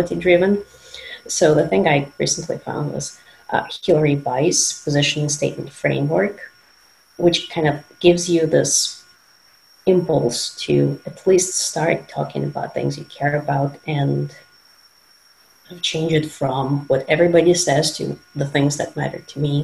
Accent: Moscow, Russia; moved away; I'm originally from Moscow, Russia

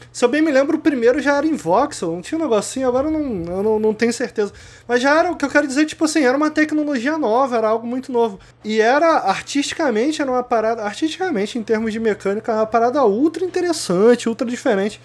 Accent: Brazil; eu sou brasileiro

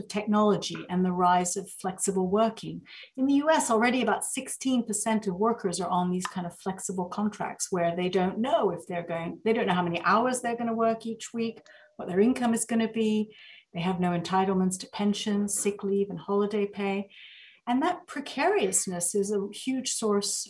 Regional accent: the American South, United States; also born or lived in Egypt; I actually grew up in the American South.

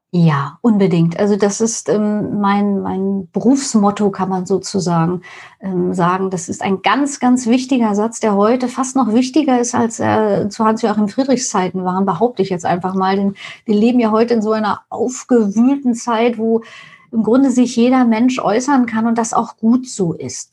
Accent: East Germany, Germany; now in Hamburg, Germany; Ich bin in der DDR aufgewachsen

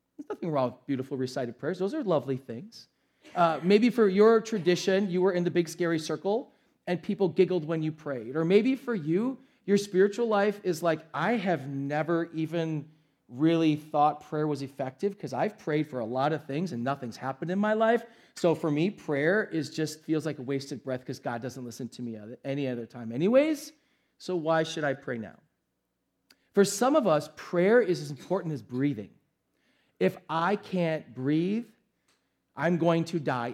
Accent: United States; we, as an American culture

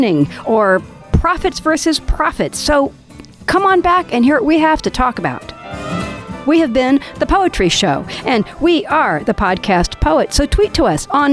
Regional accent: United States; accent: American; now in England; My American accent

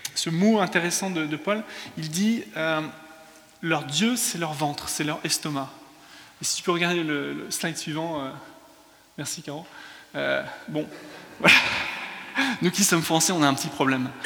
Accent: France; also born or lived in England; now in London, United Kingdom; je suis anglais, mais culturellement, je suis français. Euh, quand je parle en anglais, je parle comme un français

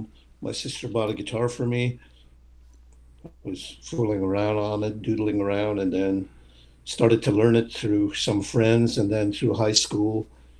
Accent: Moose Factory, Ontario, Canada; I'm from Moose Factory. I'm a Cree Indian from up here. I grew up on the island.

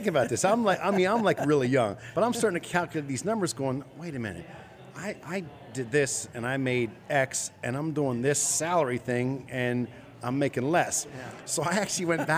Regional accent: Chambersburg, Pennsylvania, United States; I grew up in Chambersburg, just outside of town

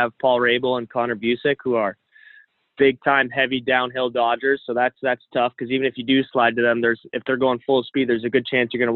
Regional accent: Canada; being a Canadian

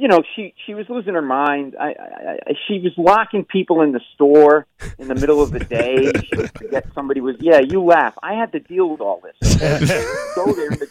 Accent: Providence, Rhode Island, United States; we grew up in Providence, Rhode Island, in a tenement house

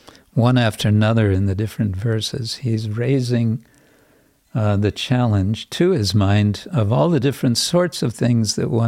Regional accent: England, United Kingdom; Probably it's true everywhere, but I'm just aware from England, which has been, at least in the past, and certainly to a large extent today, been very class conscious.

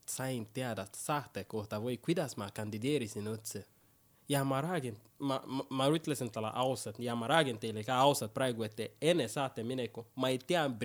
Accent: Keila, Harju County, Estonia; kus sa pärit oled, Estonia, ma nagu paku, kus mina pärit olen siis ma nagu Keila poiss, no full Keila poiss siin

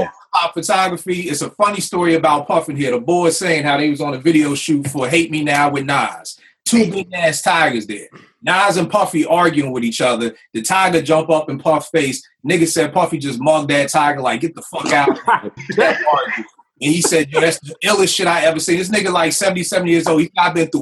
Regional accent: Philadelphia, Pennsylvania, United States; moved away; I'm from Philly

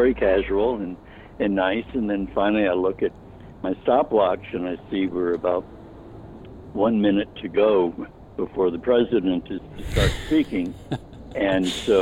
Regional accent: New Orleans, Louisiana, United States; moved away as an adult; Having come in from New Orleans, my hometown.

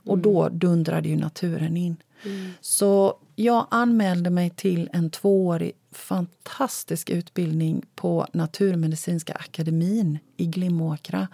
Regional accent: Lake Sommen, Östergötland, Sweden; moved away; also born or lived in Blekinge; ett hus vid sjön Sommen, för det är där jag är född

